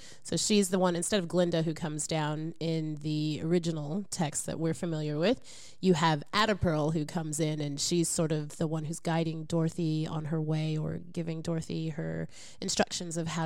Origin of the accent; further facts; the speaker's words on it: Oklahoma, United States; I'm from Oklahoma